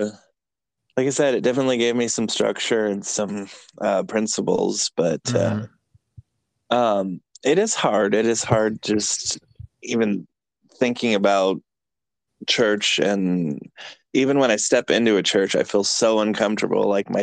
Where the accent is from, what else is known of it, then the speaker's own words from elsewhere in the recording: east of San Francisco, California, United States; moved away as an adult; also born or lived in Chattanooga, Tennessee; now in Atlanta, United States; I'm from California originally, but I'm from like 45 minutes out east of San Francisco